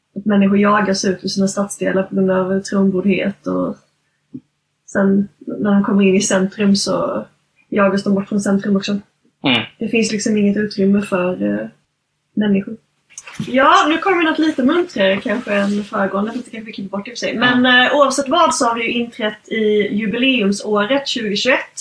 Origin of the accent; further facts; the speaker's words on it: Gothenburg, Västra Götaland, Sweden; vi göteborgare